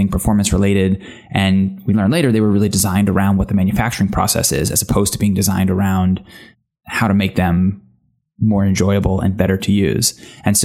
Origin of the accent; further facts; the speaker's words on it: United States; accent: American; also born or lived in London; I'm American, as you can tell by the accent.